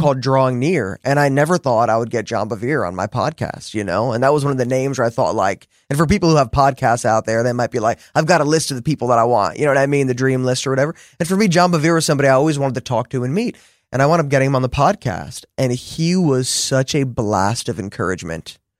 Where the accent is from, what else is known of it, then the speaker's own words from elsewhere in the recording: New Jersey, United States; I'm from New Jersey